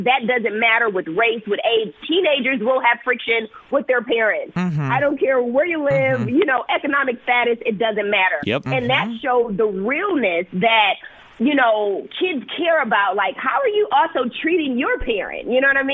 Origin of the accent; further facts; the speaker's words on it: Milwaukee, Wisconsin, United States; moved away as an adult; also born or lived in Bay Area, California / Chicago; I was born and raised in Milwaukee